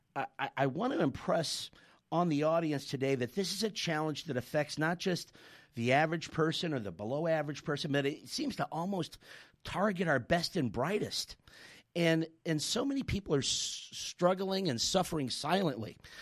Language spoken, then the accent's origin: English; Chicago, Illinois, United States; now in South Australia, Australia; I'm from Chicago, so it gets to minus 40 Celsius where I'm from